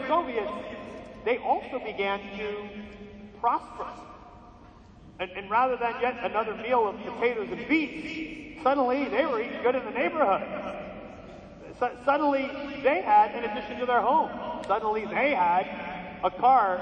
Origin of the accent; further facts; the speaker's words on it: outside of New York City, United States; We grew up outside of New York City, you know, ethnic